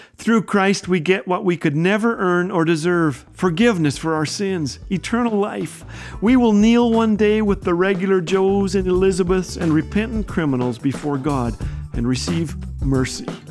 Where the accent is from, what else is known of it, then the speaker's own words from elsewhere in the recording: Canada; I am a Canadian